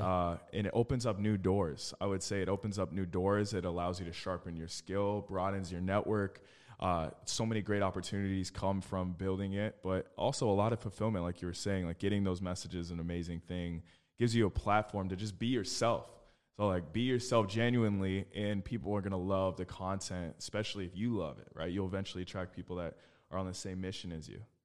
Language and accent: English; Phoenix, Arizona, United States; I was born and raised in Phoenix, Arizona.